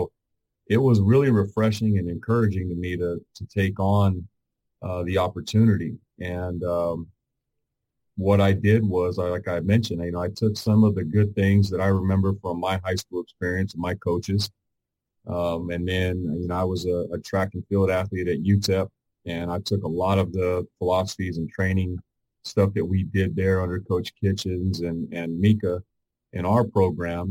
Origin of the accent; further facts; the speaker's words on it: El Paso, Texas, United States; I grew up in Northeast El Paso in the 80s and 90s